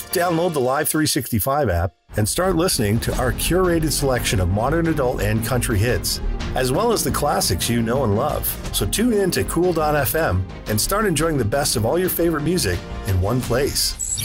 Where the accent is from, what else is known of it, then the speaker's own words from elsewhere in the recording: Houston, Texas, United States; I'm from the Houston, Texas area.